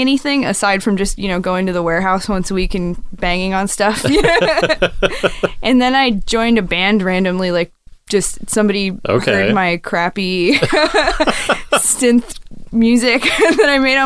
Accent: Bay Area, California, United States; I grew up just north of San Francisco, kind of all over Marin and Sonoma County, so like Santa Fe, Novato, Petaluma

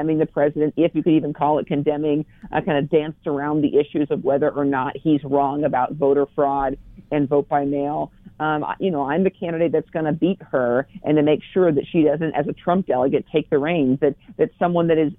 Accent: Dufur, Oregon, United States; also born or lived in The Dalles, Oregon; I grew up in Wasco County in Duffer, a town of about 550 people when I lived there. Eventually moved to the bright lights and big city of the Dalles

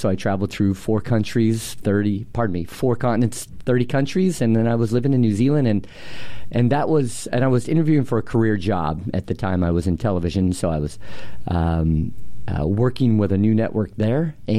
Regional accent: Portland, Oregon, United States; I grew up in Portland. I was born here, okay. North Portland Strong. So I went to Roosevelt High School. My parents had five kids. We lived North Portland, a couple blocks away from the public housing projects there, two blocks away.

